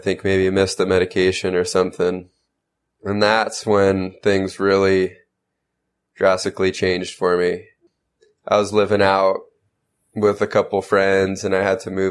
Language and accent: English; San Diego, California, United States; I was born and raised in San Diego, California.